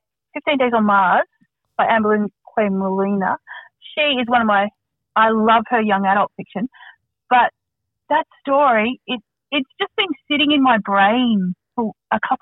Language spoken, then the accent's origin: English; Australia; moved away; As someone who grew up in a country town